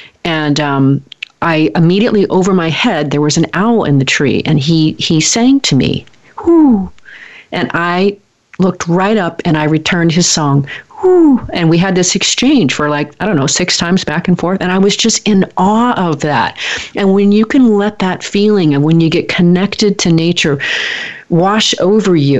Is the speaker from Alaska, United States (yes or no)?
no; Portland, Oregon, United States; moved away; I'm from Portland, or from Oregon. I spent many, many years there.